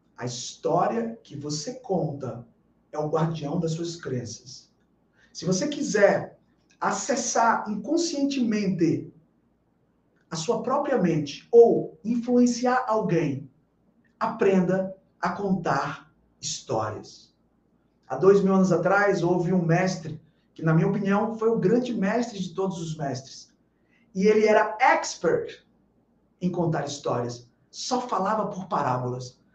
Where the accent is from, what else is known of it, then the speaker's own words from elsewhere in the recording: Bahia, Brazil; morando em Salvador, sendo baiano